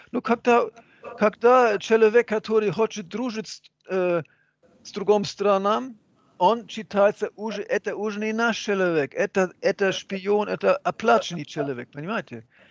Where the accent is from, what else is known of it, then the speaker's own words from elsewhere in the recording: Hamburg, Germany; Russian is a second language; moved away as an adult; now in Russia; у, моих друзей в, в Гамбурге, откуда я родом